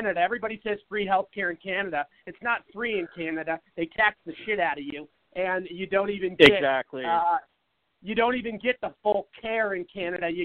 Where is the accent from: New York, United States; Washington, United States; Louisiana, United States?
Washington, United States; Seattle; now in Phoenix, United States; I grew up in Seattle, which is very liberal